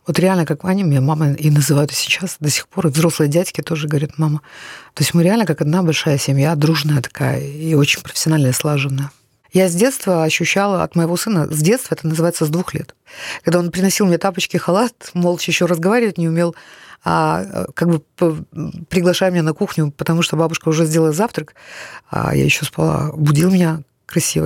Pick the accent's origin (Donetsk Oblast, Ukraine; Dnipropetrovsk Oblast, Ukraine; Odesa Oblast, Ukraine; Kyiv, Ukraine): Kyiv, Ukraine; first language Russian; я киевлянка, украинка. Я ходила в Украину в украинскую школу